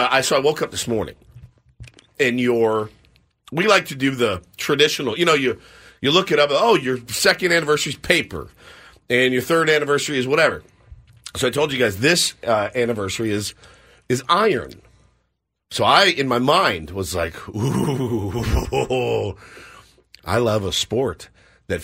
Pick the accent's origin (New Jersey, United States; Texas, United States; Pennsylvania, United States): Texas, United States; I am from Texas